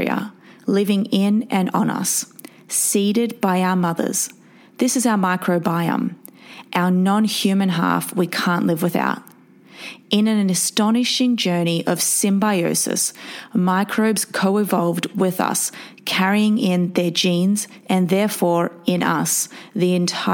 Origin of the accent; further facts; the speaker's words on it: Australia; now in New York City, United States; medical neuroscientist from Australia living in New York City